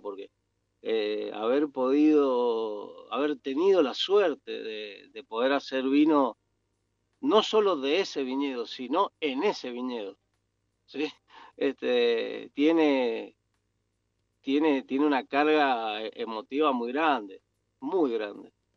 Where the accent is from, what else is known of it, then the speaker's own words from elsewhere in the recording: Mendoza, Argentina; yo nací en Mendoza, me crié en Mendoza